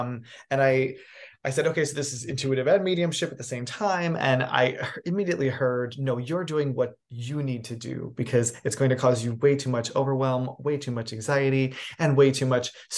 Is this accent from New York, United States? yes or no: yes; New York City, New York, United States; also born or lived in New England; now in Los Angeles, United States; I'm a New England born boy. I grew up in New York City, and then I became like an adult here in Los Angeles.